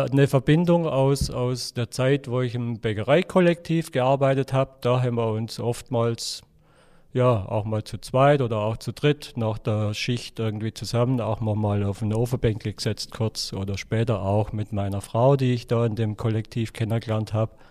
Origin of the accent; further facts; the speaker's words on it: Baden-Württemberg, Germany; Ähm, also ich komme aus dem Oberschwäbischen. Wir waren, ähm, ja, ich sag mal, ein einfacher Haushalt.